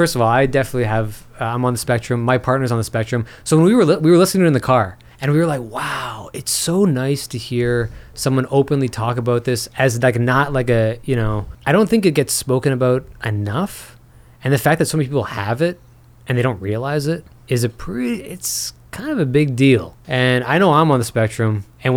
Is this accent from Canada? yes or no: yes; Canada; I'm Canadian